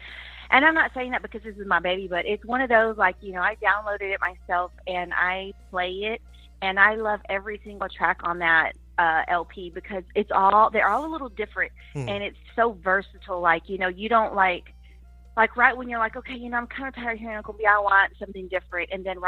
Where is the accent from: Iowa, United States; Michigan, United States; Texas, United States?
Texas, United States; Sweetwater; Well, I'm from Sweetwater.